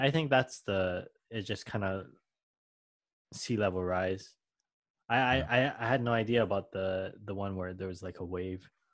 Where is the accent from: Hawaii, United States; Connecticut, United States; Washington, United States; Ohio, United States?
Hawaii, United States; I'm Filipino mm. by blood, but I was born in Hawaii